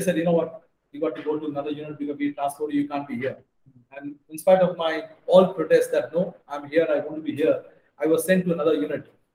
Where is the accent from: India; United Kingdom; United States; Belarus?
India; Bangalore, Karnataka; moved away; also born or lived in Hyderabad; my wife is from Punjab and I'm from Bangalore, south down south